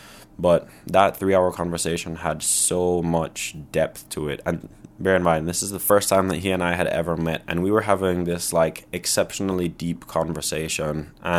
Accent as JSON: {"language": "English", "country": "Barbados", "tie": "born or raised there", "also_born_or_lived": "Toronto, Canada", "said": "So I was born in Toronto. Mount Sinai Hospital represent. Then when I was less than a year old, my family picked up and moved to Barbados, where my dad started a company."}